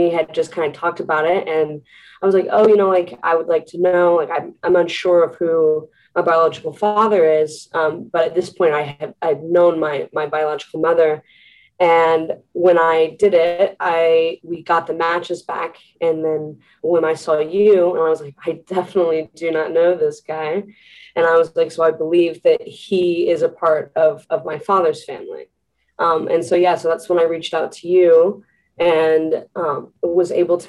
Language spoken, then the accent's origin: English; Kansas City, United States; I was born in Kansas City, and I had actually lived with my biological mom until I was about 2 years old.